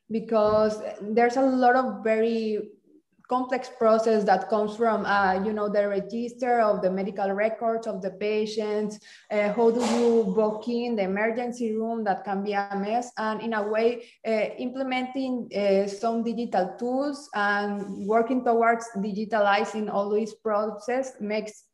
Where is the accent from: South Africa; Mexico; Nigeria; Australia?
Mexico; moved away; I'm from Mexico.